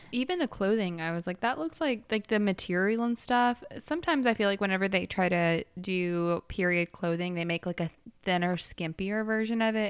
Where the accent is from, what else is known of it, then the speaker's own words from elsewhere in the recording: Alabama, United States; I'm from the Alabama of the U S.